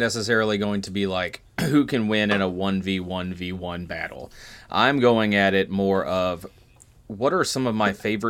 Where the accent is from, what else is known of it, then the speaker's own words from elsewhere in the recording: Maysville, Kentucky, United States; because I'm from Maysville